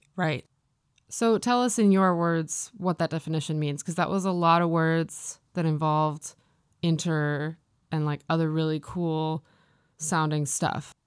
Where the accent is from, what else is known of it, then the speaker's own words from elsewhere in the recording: Midwest, United States; moved away as an adult; also born or lived in Maine; now in Los Angeles, United States; I grew up in the Midwest